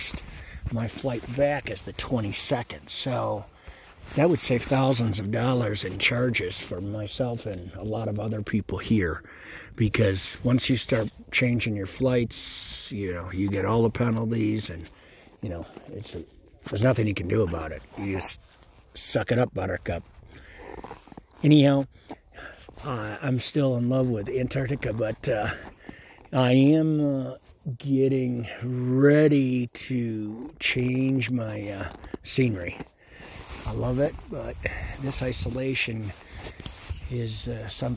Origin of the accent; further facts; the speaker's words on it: Colorado, United States; growing up around Colorado and the resorts